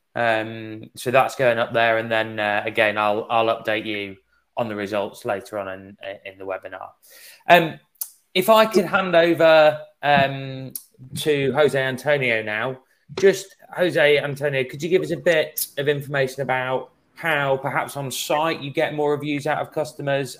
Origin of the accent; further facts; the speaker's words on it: England, United Kingdom; accent: English; my English accent